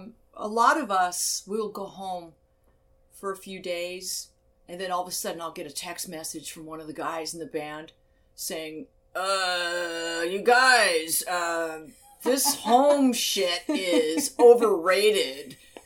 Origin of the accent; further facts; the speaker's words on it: United Kingdom; now in Arizona, United States; And the UK, because I am British. My father was British, and that's how I grew up. you know, so it feels like home.